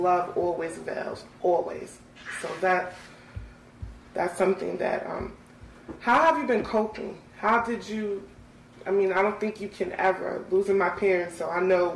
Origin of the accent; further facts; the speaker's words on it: Hempstead, New York, United States; I'm from Terrace